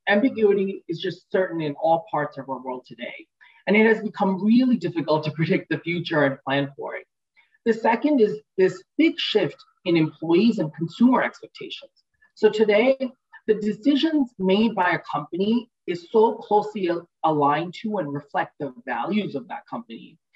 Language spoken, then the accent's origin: English; New York, United States; also born or lived in Kolkata, India; when I was four years old, made the brave decision to buy two plane tickets and immigrate, just her and I, to New York. And that's where I grew up